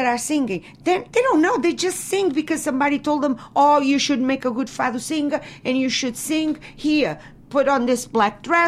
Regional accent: Figueira da Foz, Coimbra District, Portugal; now in New Bedford, United States; my hometown

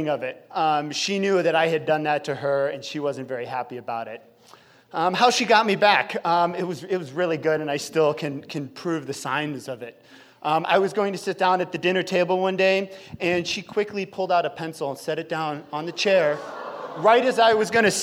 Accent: Chicago, Illinois, United States; now in Idaho, United States; We grew up in Chicago

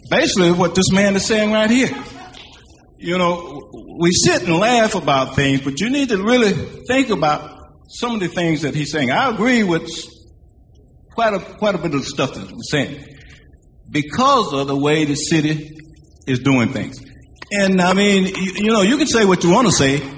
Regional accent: Charlotte, North Carolina, United States; I'm from the Graham Heights

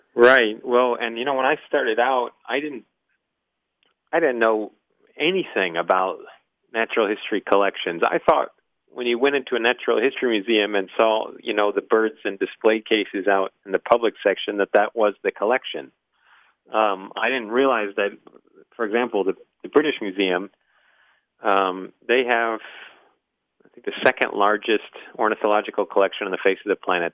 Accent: Midwest, United States; moved away as an adult; also born or lived in New England; I'm from the Midwest, so we were we were raised to to look at at fly fishermen as just sort of incorrigible snobs

